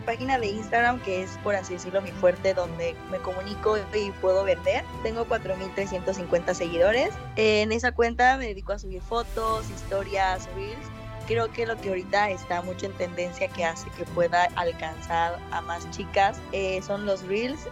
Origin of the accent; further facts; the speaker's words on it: Coatzacoalcos, Veracruz, Mexico; also born or lived in Boca del Río; yo soy de aquí, de Coatzacoalcos